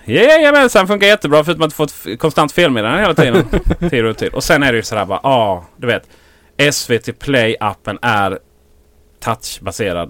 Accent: Blekinge, Sweden; Jag är från Blekinge

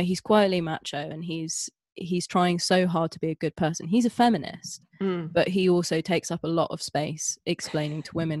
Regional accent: Scotland, United Kingdom; now in England; I mean, I grew up in Scotland and then I moved down and I lost my accent and my entire family are Scottish.

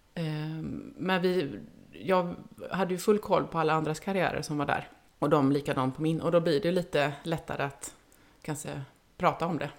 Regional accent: Uddevalla, Västra Götaland, Sweden; now in Gothenburg, Sweden; jag kommer inte från Göteborg, jag kommer från Uddevalla, men bor i Göteborg

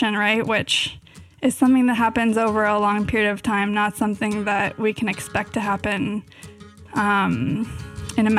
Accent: Davis, California, United States; I grew up in Davis, which is actually Bike City, USA

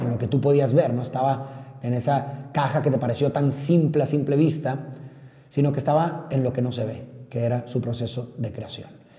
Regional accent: Monterrey, Nuevo León, Mexico; como muchos de ustedes sabrán, soy de Monterrey, Nuevo León, México. Un saludo a todos los regios que nos escuchan en este momento.

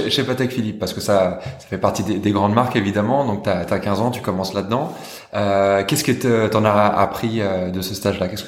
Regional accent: Kosovo; now in Geneva, Switzerland; je suis originaire du Kosovo.

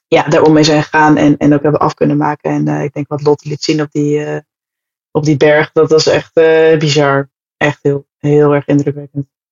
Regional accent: Amersfoort, Utrecht, Netherlands; also born or lived in Hoogland; geboren en getogen

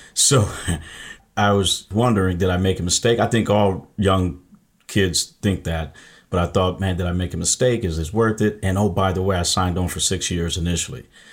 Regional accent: Michigan, United States; I'm from Michigan

